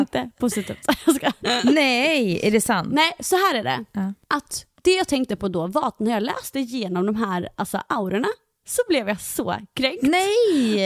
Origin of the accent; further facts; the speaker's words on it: Halmstad, Halland County, Sweden; now in Greece; jag kommer ju från Halmstad